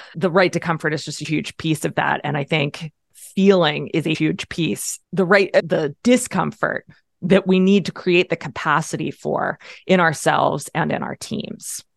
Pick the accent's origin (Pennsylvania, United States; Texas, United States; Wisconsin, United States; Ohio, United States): Pennsylvania, United States; I'm a Pennsylvanian, I'm an American